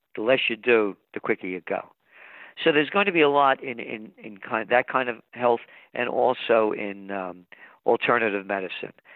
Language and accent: English; United States; I'm an American